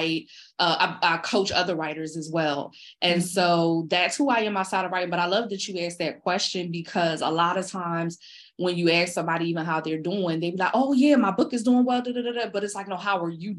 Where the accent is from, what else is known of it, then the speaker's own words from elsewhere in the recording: Philadelphia, Pennsylvania, United States; growing up in North Philly, I didn't see a lot of doctors and lawyers